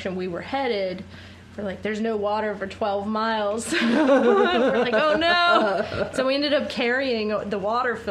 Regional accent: East Coast, United States; I grew up on the East Coast

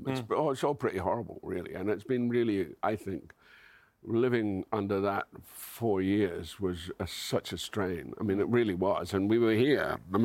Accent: Scotland, United Kingdom; I'm Scottish.

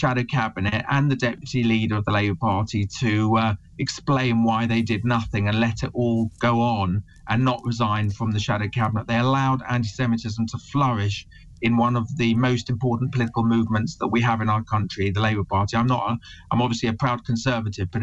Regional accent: England, United Kingdom; I'm British, proud of it. I'm a proud Englishman

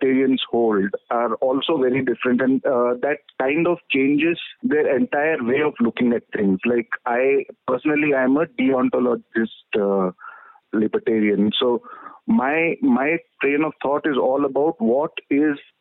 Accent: Mysore, Karnataka, India; now in Ahmedabad, India; actually from Mysore. Right now, I'm in Ahmedabad

